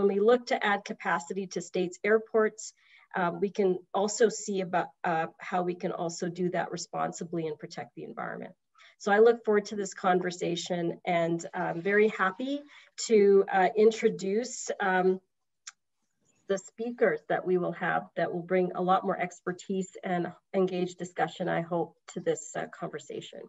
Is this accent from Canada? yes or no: yes; British Columbia, Canada; also born or lived in Washington State, United States; now in Washington, United States; I am a Canadian immigrant. I hail from British Columbia